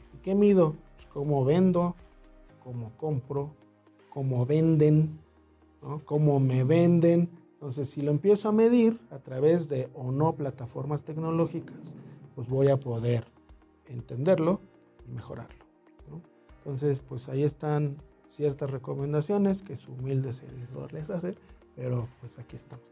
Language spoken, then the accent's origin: Spanish; Mexico City, Mexico; nací en el DF